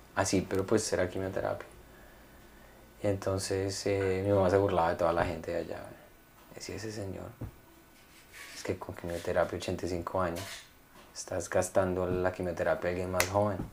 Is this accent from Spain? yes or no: no; Colombia; moved away; cuando yo estaba pequeño en Colombia